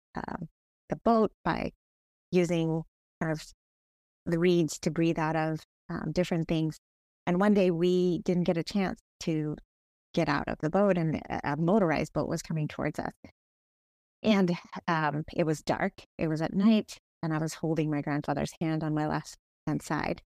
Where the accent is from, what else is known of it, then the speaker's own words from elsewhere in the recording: Bangladesh; now in Kent, United States; I was born in Bangladesh